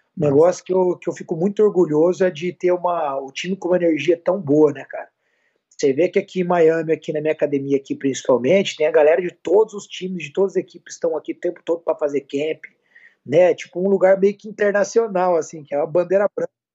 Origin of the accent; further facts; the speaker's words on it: Campo Grande, Mato Grosso do Sul, Brazil; moved away; eu sou de Campo Grande, Mato Grosso do Sul, lá do meu Pantanal querida